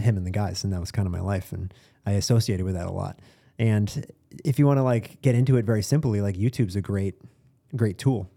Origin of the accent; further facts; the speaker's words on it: Boston, Massachusetts, United States; I'm from Boston